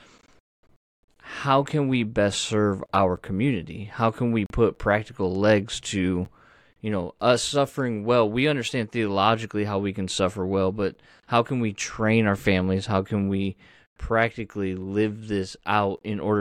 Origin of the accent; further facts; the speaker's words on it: United States; As Americans, and as American Christians